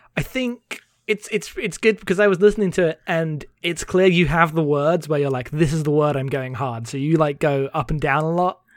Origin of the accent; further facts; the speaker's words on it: United Kingdom; I'm too British.